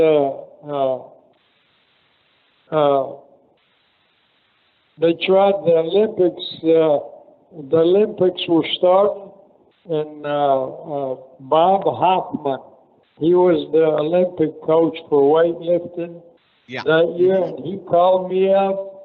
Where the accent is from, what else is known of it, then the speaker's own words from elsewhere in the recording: Poland; now in United States; I came to America from Poland